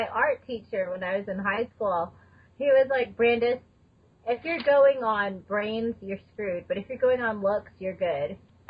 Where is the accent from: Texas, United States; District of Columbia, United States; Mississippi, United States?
Texas, United States; now in Colorado, United States; I'm from Texas...